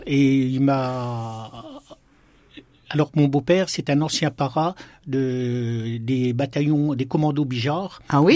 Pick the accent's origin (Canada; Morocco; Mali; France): France; Besançon, Bourgogne-Franche-Comté; also born or lived in Plombières-lès-Dijon, Burgundy; moi je suis né en Bourgogne, mais euh, j'ai toujours vécu en Franche-Comté et à Besançon